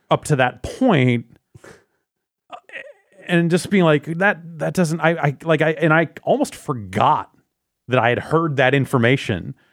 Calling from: Akron, Ohio, United States; I'm from Akron, Ohio.

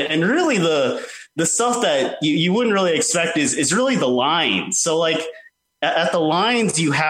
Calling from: Atlanta, Georgia, United States; Hey, guys. This is … from Atlanta, Georgia.

